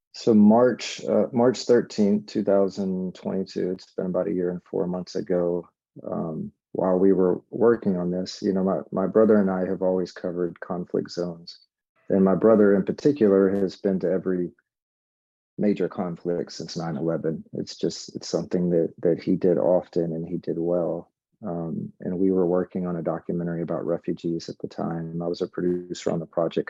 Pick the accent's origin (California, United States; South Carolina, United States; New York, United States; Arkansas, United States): Arkansas, United States; Little Rock; I grew up in Little Rock, Arkansas